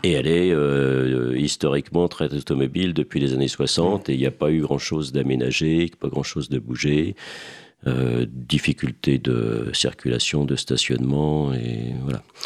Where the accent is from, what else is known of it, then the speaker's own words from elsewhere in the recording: Seine-et-Marne, Île-de-France, France; je suis originaire, je suis un, un Seine-et-Marnais, je suis originaire du fin fond de la Seine-et-Marne dans la campagne